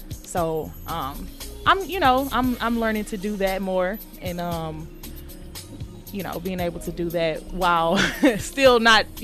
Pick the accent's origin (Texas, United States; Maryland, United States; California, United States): Texas, United States; Houston; why did why did they boo me when I said I was from Houston?